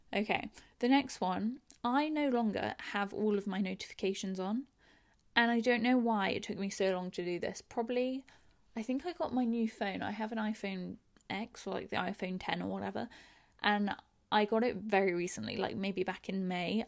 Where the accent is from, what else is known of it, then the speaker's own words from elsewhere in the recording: England, United Kingdom; I'm English. I live in London.